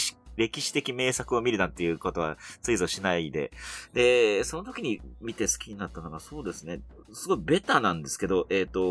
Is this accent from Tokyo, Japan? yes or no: yes; Tokyo, Japan; 東京都北区出身、細かく言うと赤羽なんですけど